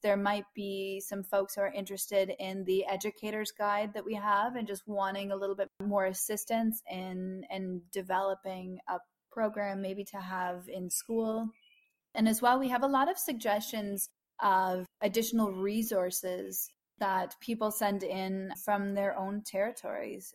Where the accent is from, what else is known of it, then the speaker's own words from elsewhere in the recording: Madawaska River headwaters, Ontario, Canada; I belong to the Madawaska Madawaskarini Algonquin people, and specifically those at the headwaters of the Madawaska